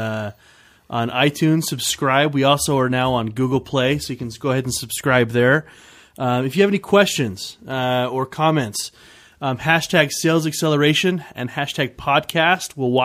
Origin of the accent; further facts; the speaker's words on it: Detroit, Michigan, United States; I'm from Detroit